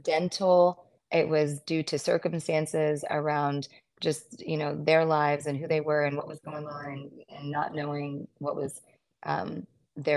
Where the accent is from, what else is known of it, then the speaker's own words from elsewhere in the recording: United States; also born or lived in Mississippi / Arkansas; I was in Deep South Mississippi, and I grew up there in Arkansas.